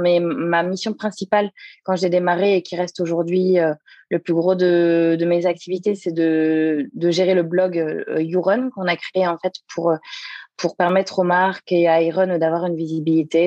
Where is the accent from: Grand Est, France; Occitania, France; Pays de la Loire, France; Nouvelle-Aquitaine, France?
Pays de la Loire, France; Le Mans; moved away as an adult; also born or lived in Angers / Toulouse / south of France; je suis originaire du Mans, puisque je suis née en, Sarthe, donc, euh, où j'ai vécu jusqu'à mes 18 ans